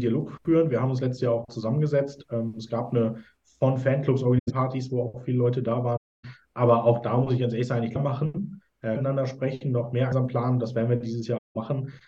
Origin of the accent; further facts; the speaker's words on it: Hamburg, Germany; moved away; ich komme ja ursprünglich aus Hamburg